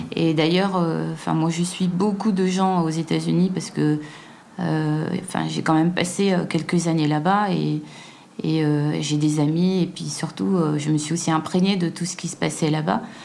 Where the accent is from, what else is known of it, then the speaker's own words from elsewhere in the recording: Guadeloupe; moved away; je suis noire et que je viens de Guadeloupe, quoi. Enfin, je viens d'un tout petit endroit